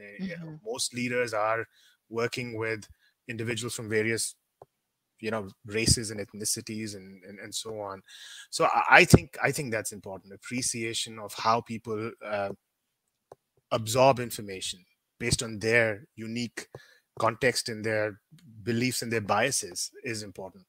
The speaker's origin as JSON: {"language": "English", "country": "India", "also_born_or_lived": "Thailand", "moved": "yes", "said": "being an Indian, we tend to talk very fast"}